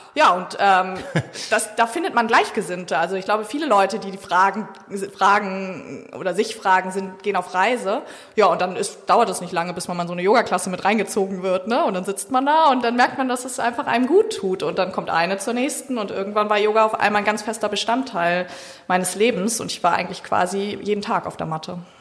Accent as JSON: {"language": "German", "region": "Hamburg", "country": "Germany", "tie": "born or raised there", "moved": "as an adult", "lives_now": "Sylt, Germany", "said": "ich bin gebürtig aus Hamburg"}